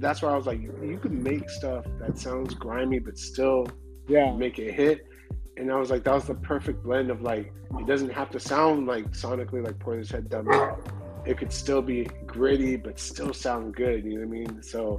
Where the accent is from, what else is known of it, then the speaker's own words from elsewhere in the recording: West Coast, United States; So like we grew up around all that. You know so. Growing up around the West Coast, like we're definitely West Coast heads too